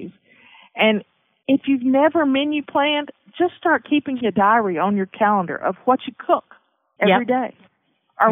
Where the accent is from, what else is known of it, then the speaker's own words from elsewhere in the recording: the South, United States; I grew up in the South, so we made biscuits and cornbread